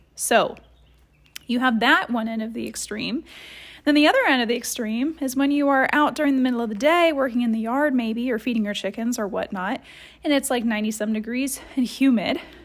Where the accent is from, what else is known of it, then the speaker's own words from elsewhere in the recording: Columbus, Ohio, United States; I grew up in Columbus, Ohio